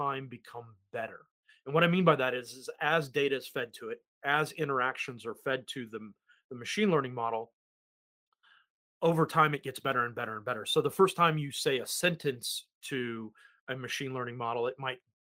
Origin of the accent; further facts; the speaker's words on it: United States; accent: American; now in New Zealand; my terrible American accent